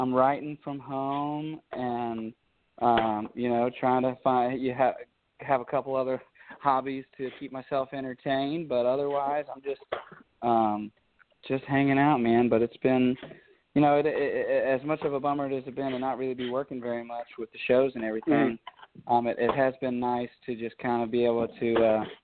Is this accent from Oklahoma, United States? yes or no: no; Baton Rouge, Louisiana, United States; moved away as an adult; now in Nashville, United States; I grew up in Baton Rouge, Louisiana